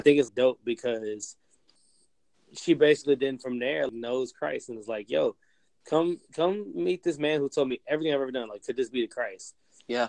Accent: Roanoke, Virginia, United States; in my hometown, I live in Roanoke. Uh, we Roanoke, Virginia.

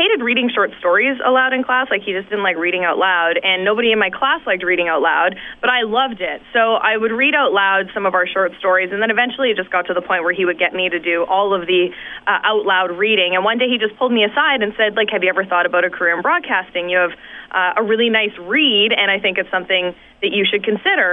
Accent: Saskatoon, Saskatchewan, Canada; moved away as an adult; also born or lived in The Pas, Manitoba / North Battleford, Saskatchewan / Calgary, Alberta; now in Toronto, Canada; growing up in Saskatoon

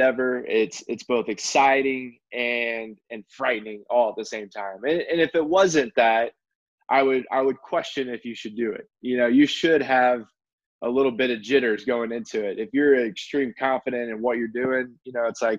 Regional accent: Midwest, United States; moved away as an adult; also born or lived in Indiana / Kentucky / Florida; now in Arizona, United States; our family, we grew up in the Midwest, so Indiana, Kentucky

